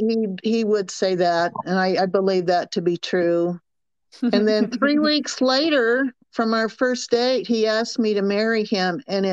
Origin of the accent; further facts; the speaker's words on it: the South, United States; accent: Southern; But because of my Southern accent, I met a lot of people